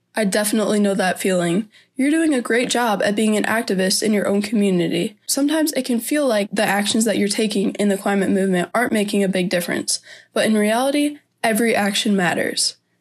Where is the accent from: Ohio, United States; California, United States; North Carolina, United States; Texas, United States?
Ohio, United States; Defiance; I'm from Defiance, Ohio, where I'm a current senior at Fairview High School